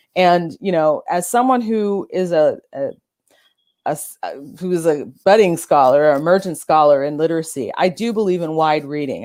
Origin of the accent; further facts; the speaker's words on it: Orange County, California, United States; I'm from Orange County, California